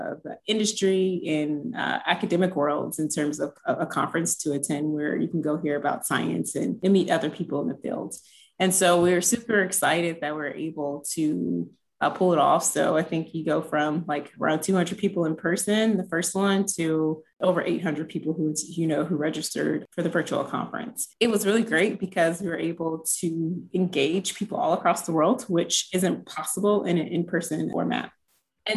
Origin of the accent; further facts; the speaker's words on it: Cincinnati, Ohio, United States; moved away as an adult; also born or lived in North Carolina / Indiana; now in Minnesota, United States; I'm originally from Cincinnati, Ohio. So that's where I grew up